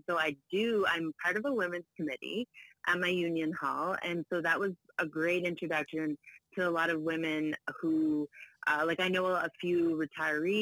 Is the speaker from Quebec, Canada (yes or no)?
no; Prince Edward Island, Canada; moved away as an adult; also born or lived in Ontario; now in Toronto, Canada; I was born in Ontario. So my dad ended up staying here. And then my mom, when I was 7, wanted to move back to her childhood home of Prince Edward Island. So then she took me with her. So I was in there from grade 2 to 12